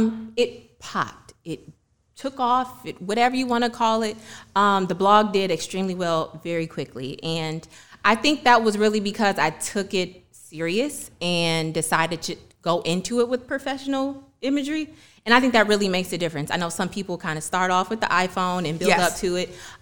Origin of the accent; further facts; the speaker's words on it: Detroit, Michigan, United States; moved away as an adult; also born or lived in New York / Washington, D.C. / Atlanta; growing up in Detroit